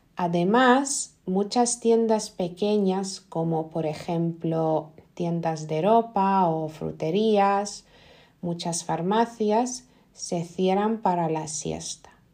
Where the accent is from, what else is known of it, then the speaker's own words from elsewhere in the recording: Lithuania; Spanish is a second language; En Lituania yo creo que no somos tan amables